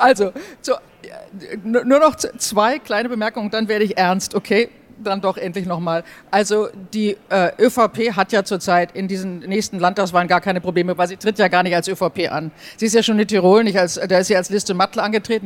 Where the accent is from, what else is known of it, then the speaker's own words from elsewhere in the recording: Germany; now in Austria; als Deutsche.